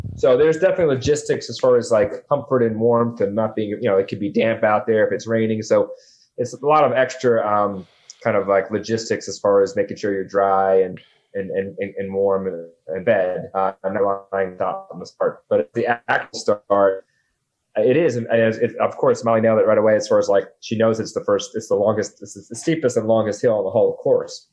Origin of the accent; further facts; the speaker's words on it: Long Island, New York, United States; moved away as an adult; also born or lived in Manhattan, New York; now in Brooklyn, United States; I'm from Long Island, and and I was you know Manhattan resident for so long. Now I live in Brooklyn for the last six years